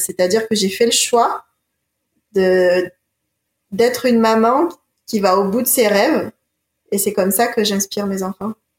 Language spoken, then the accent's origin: French; Marseille, Provence-Alpes-Côte d'Azur, France; also born or lived in Montpellier / Sweden; Je suis originaire, je suis née de Marseille. Ah, je suis originaire de Marseille.